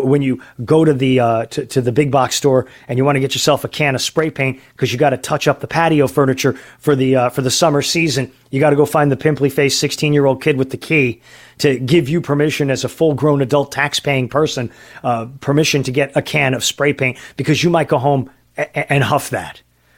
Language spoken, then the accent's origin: English; San Diego, California, United States; from San Diego